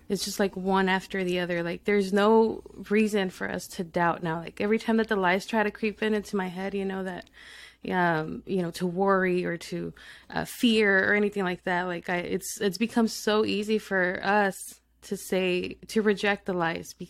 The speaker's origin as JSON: {"language": "English", "town": "El Paso", "region": "Texas", "country": "United States", "tie": "born or raised there", "also_born_or_lived": "Mexico", "said": "So I'm from Texas. I was born in El Paso, Texas."}